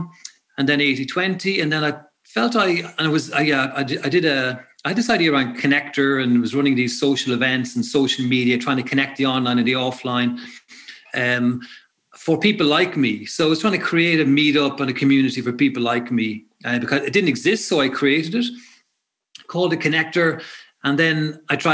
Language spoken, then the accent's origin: English; Ireland; we're both from Meath